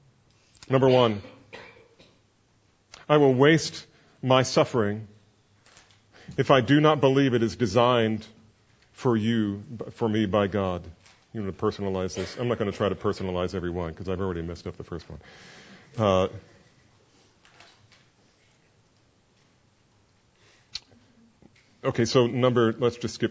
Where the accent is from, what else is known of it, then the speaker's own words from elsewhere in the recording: New Jersey, United States; I'm from New Jersey